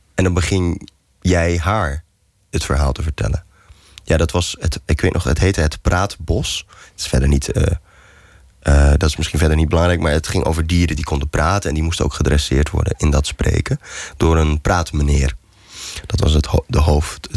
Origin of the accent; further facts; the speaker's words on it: Goeree-Overflakkee, South Holland, Netherlands; moved away as an adult; also born or lived in Utrecht; ik verhuisde van Goeree Overvlakke naar Utrecht toen ik 19 was